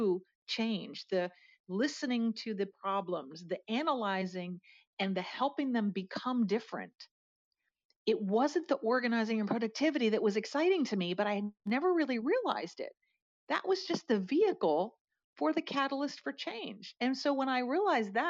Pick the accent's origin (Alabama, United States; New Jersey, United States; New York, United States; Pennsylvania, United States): Pennsylvania, United States; outside of Harrisburg; moved away as an adult; now in Atlanta, United States; I am a Pennsylvania girl. I grew up outside of Harrisburg, Pennsylvania